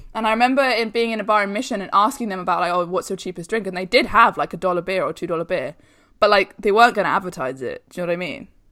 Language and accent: English; London, United Kingdom; I'm from London, that's how I've always lived.